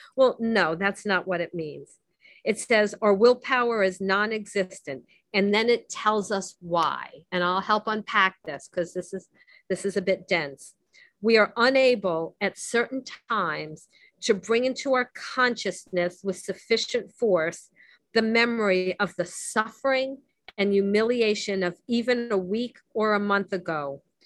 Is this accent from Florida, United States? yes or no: yes; Miami, Florida, United States; I grew up in Miami